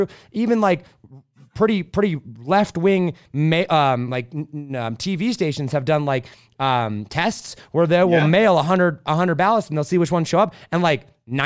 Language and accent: English; United States; I'm an American